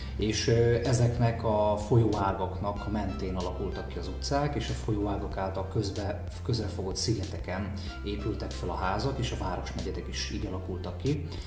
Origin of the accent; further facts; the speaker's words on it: Gyula, Békés, Hungary; mint gyulai